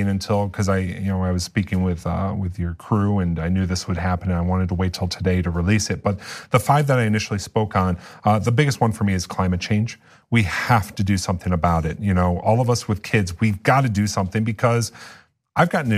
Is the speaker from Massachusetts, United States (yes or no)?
no; Bowling Green, Ohio, United States; my hometown, Bowling Green, Ohio